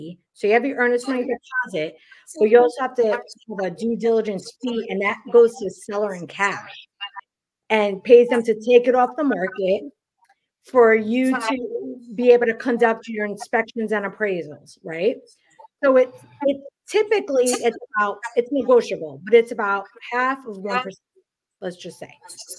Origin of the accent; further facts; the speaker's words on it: New York City, New York, United States; moved away as an adult; now in the South, United States; Yeah, so I grew up in Queens.